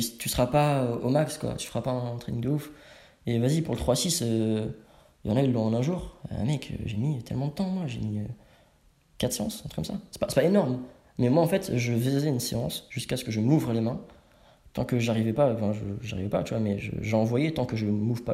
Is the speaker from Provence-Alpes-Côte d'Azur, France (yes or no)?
no; Savigny-le-Temple, Île-de-France, France; Je viens de banlieue parisienne. Ok. Savigny-le-Temple